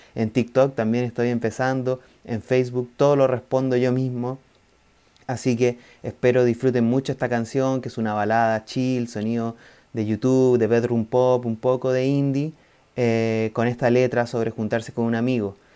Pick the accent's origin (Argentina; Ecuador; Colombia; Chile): Chile; southern Chile; now in Santiago, Chile; Somos del sur de Chile hace varios años ya